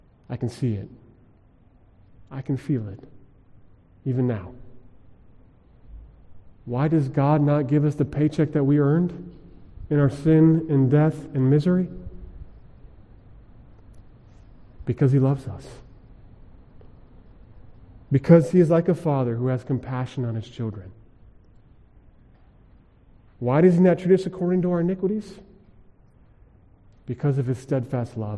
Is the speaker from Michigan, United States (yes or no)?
no; Colorado, United States; Growing up in Colorado, we went skiing a lot.